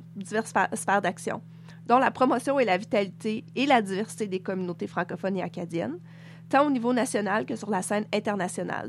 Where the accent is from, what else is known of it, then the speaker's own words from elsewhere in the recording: Quebec, Canada; now in Nunavut, Canada; moi, je suis québécoise